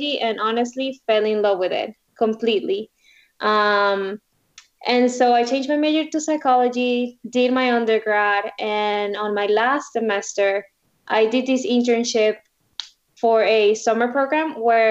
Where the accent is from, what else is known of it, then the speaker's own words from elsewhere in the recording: Venezuela; now in Florida, United States; Originally, I'm from Venezuela. I was born there and moved to the U.S. about 15 years ago.